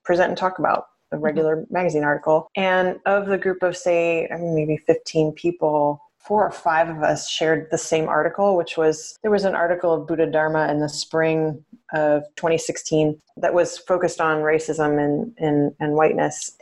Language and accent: English; suburb of St. Louis on the Illinois side, United States; now in Portland, United States; I grew up in a suburb of St. Louis on the Illinois side